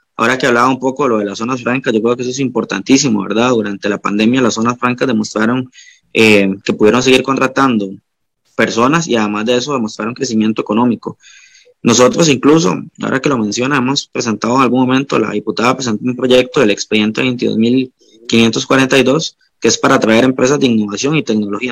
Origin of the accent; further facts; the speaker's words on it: Guanacaste, Costa Rica; soy de Guanacaste